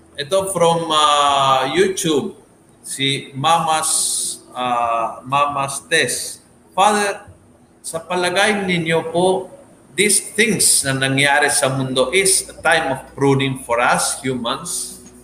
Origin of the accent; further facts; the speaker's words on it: Argentina; sa amin sa Argentina